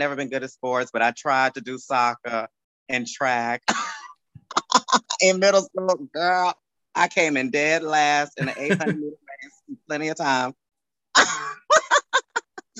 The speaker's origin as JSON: {"language": "English", "town": "San Antonio", "region": "Texas", "country": "United States", "tie": "born or raised there", "moved": "yes", "lives_now": "New York, United States", "said": "I am from San Antonio, Texas, 210"}